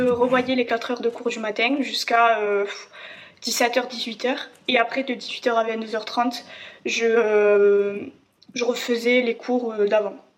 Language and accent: French; Ariège, Occitania, France; j'étais chez moi en Ariège